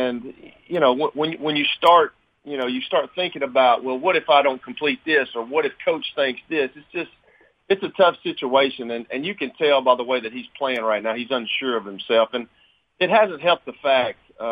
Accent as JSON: {"language": "English", "area": "Lincoln County", "region": "Tennessee", "country": "United States", "tie": "born or raised there", "said": "when I was growing up in Lincoln County"}